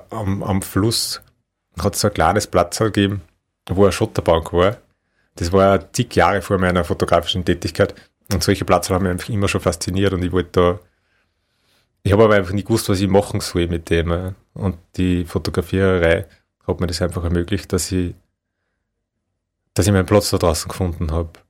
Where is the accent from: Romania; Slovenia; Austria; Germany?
Austria; Upper Austria; Das ist so der Hausberg von Linz. Ähm, also ganz nähe meiner Heimat